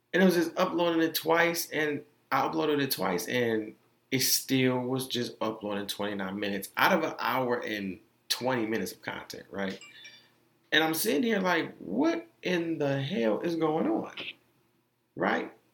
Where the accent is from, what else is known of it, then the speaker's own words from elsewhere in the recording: Orlando, Florida, United States; Being that I am from Orlando, like that's all they played when I was on Mercy Drive.